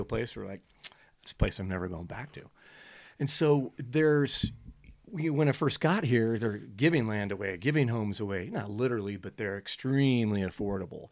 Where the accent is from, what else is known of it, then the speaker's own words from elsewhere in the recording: California, United States; moved away as an adult; I went back to join a buddy's practice in where, uh, my hometown was